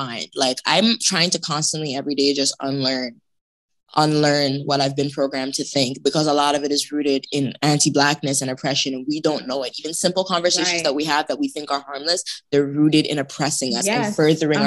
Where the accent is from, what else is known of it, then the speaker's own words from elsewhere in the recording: Toronto, Ontario, Canada; I grew up in Toronto